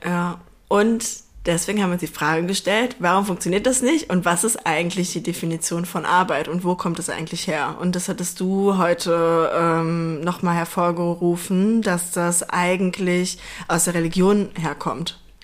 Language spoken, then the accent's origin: German; near Duisburg, North Rhine-Westphalia, Germany; ich komme aus, aus der Nähe von Duisburg